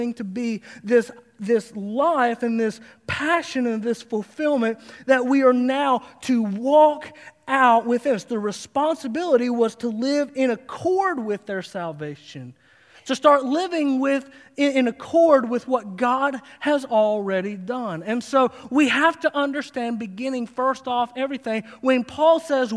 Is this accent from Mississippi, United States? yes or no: no; Harlan County, Kentucky, United States; moved away; my hometown, Harlan County, USA